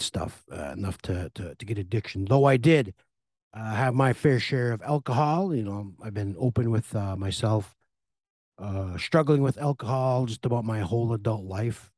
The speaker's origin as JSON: {"language": "English", "town": "Red Lake", "region": "Minnesota", "country": "United States", "tie": "born or raised there", "said": "I moved up here when I was about three, four years old, so I've been here forty-two, forty-three years."}